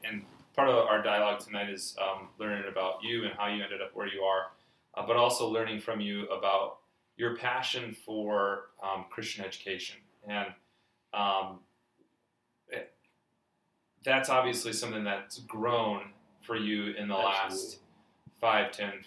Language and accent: English; West Michigan, United States; you and I grew up in West Michigan